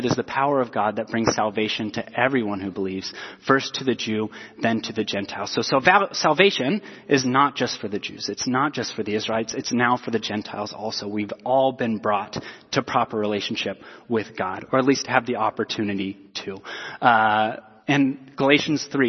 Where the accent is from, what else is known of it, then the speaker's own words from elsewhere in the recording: Portland, Oregon, United States; I was born in Southeast Portland